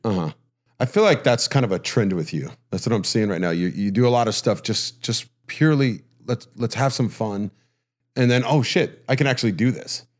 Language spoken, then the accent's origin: English; Huntington, United States; growing up in Huntington